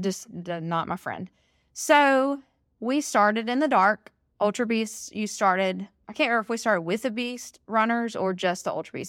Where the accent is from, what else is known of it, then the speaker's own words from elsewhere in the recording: Alabama, United States; I'm born and raised in Alabama